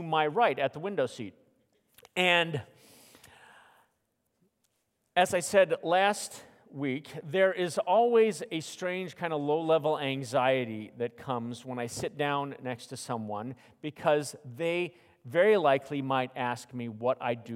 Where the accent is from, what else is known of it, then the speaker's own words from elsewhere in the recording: Phoenix, Arizona, United States; moved away; growing up in Phoenix